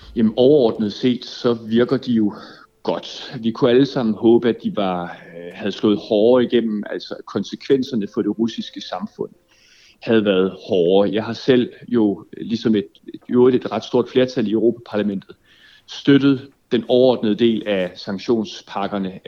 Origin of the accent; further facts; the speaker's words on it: Denmark; som dansker